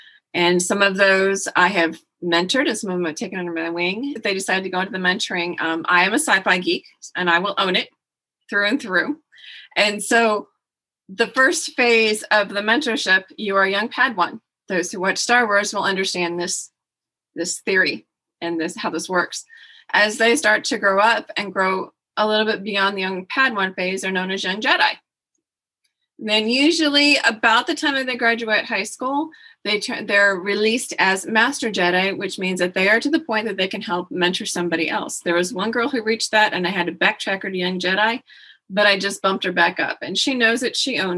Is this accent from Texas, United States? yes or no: yes; Texas, United States; Well, I am Texan. Anybody asks me what country you're from, I say Texas. People who don't live in Texas don't quite understand that reference. We're proud to be Texan.